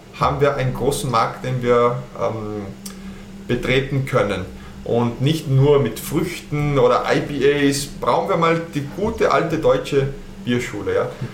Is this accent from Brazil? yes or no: yes; Petrópolis, Rio de Janeiro, Brazil; German is a second language; moved away as an adult; also born or lived in Germany / Austria / Chile; ich bin in Petropolis geboren. Das ist eine kleine Stadt in der Nähe von Rio de Janeiro. Ja, wir liegen in den Bergen oben auf 800 Meter, circa 60 Kilometer entfernt. Und da bin ich geboren, bin auch aufgewachsen.